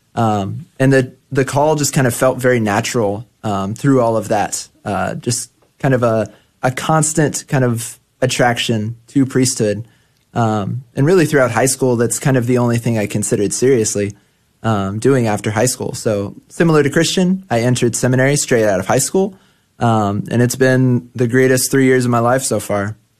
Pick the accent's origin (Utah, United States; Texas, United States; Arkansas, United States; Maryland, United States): Texas, United States; Grand Prairie; I grew up in Grand Prairie, Texas